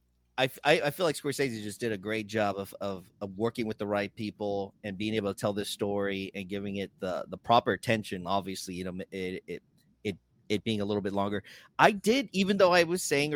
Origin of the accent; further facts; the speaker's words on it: San Antonio, Texas, United States; the South Side growing up in San Antonio